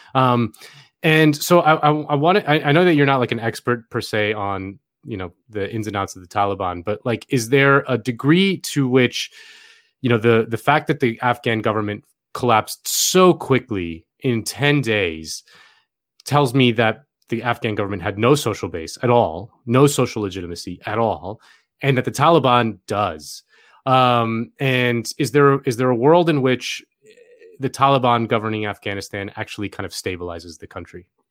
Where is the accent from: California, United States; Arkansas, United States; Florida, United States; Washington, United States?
Florida, United States; my home state of Florida